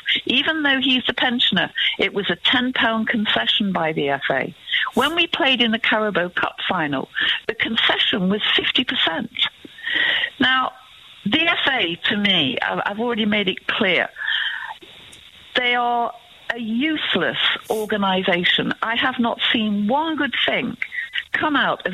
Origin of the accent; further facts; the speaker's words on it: Manchester, North West England, United Kingdom; I grew up in Mossside.